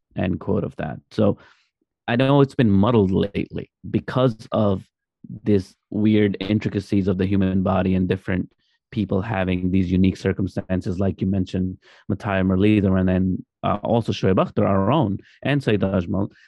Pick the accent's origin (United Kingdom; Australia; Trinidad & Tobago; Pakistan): Pakistan; as Pakistani